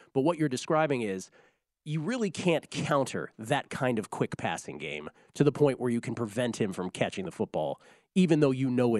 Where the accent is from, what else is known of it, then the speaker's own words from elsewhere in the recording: Washington, District of Columbia, United States; I grew up in Section 309 of RFK Stadium watching the great Washington Skins teams of the 80s and early 90s